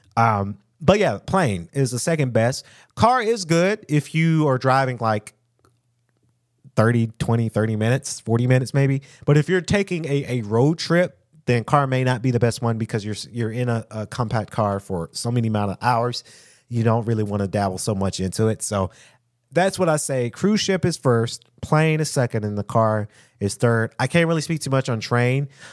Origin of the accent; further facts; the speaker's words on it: United States; us African American